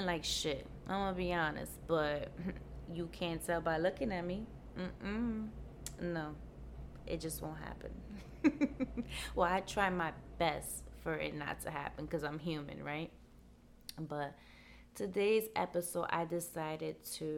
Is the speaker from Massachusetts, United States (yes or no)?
no; New York City, New York, United States; I'm from New York and it's pretty cold. Out here in the Bronx, we say it's brick.